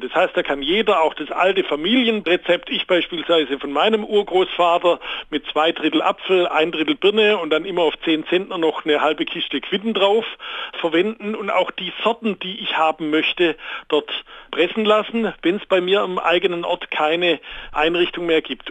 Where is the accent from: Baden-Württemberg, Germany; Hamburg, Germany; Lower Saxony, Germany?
Baden-Württemberg, Germany; moved away; Jawohl, ich komme ursprünglich aus Baden-Württemberg, aber ich war auch viel in Schleswig-Holstein, Mecklenburg-Vorpommern, Berlin, Saarland